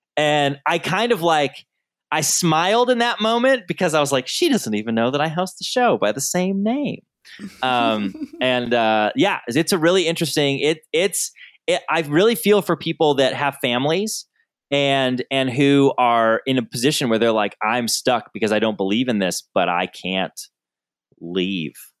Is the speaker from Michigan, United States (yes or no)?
yes; Southern Michigan, United States; I grew up in Southern Michigan where there were rodeos every weekend